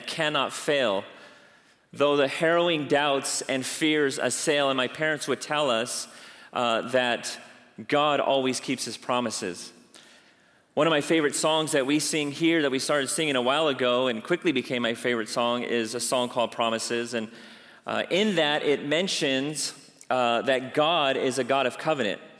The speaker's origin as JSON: {"language": "English", "town": "La Mirada", "region": "California", "country": "United States", "tie": "born or raised there", "said": "I grew up right here in La Mirada with five siblings"}